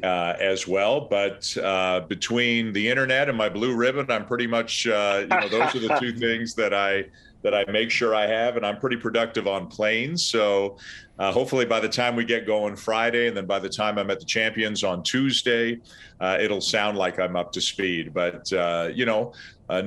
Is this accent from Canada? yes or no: yes; Canada; moved away; I'm Canadian